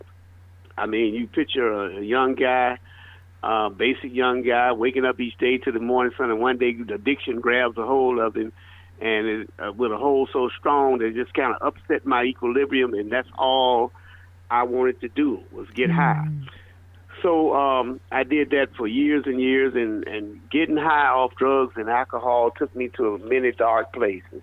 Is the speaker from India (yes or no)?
no; Birmingham, Alabama, United States; moved away; also born or lived in Atlanta; I was born and raised in Birmingham, Alabama